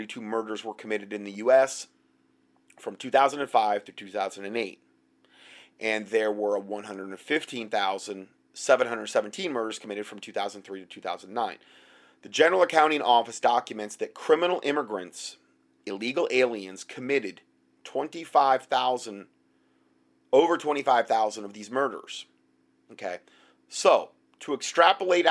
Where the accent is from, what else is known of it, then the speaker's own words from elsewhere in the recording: United States; being an American.